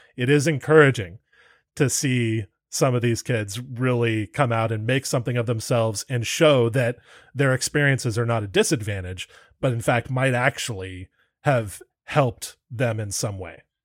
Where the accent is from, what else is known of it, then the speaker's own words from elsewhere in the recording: Santa Barbara, California, United States; I'm from Santa Barbara myself